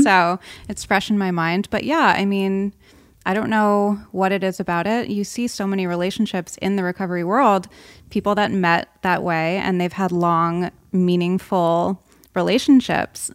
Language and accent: English; Rhode Island, United States; I grew up on the East Coast in Rhode Island